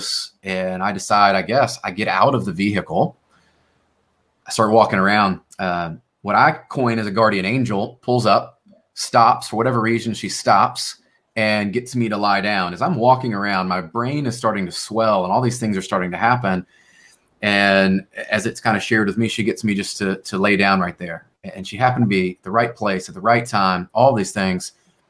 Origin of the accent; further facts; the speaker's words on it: Memphis, Tennessee, United States; I grew up in Memphis, Tennessee